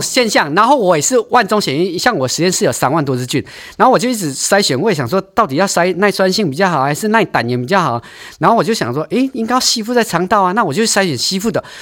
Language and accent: Chinese; Taiwan; now in Taichung, Taiwan; 我们台湾人是半导体王国，电脑王国